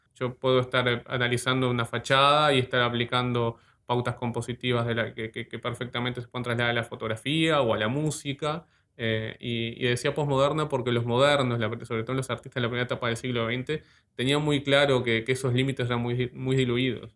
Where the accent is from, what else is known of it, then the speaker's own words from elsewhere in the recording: Ciudad de la Costa, Canelones, Uruguay; yo soy de, la ciudad de la costa, la actual ciudad de la costa, La Lagomar en realidad, en realidad siento como que, en realidad soy del balneario de Lagomar